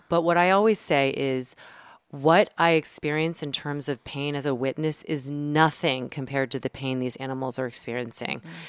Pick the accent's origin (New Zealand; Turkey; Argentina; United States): United States; the South; I'm from the South